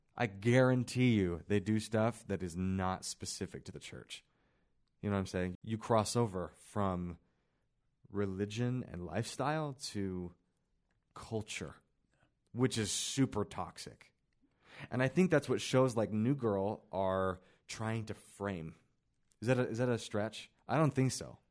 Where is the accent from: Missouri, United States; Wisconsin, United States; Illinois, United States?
Missouri, United States; Kansas City; now in Utah, United States; I grew up in Kansas City where a lot of my friends were Tongans, black guys.